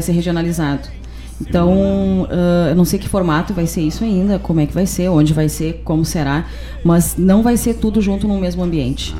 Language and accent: Portuguese; Guaíba, Rio Grande do Sul, Brazil; nós que somos guaibenses